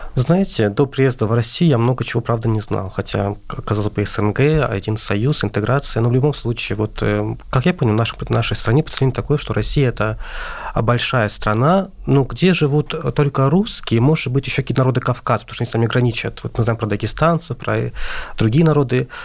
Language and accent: Russian; Azerbaijan; moved away as an adult; now in Moscow, Russia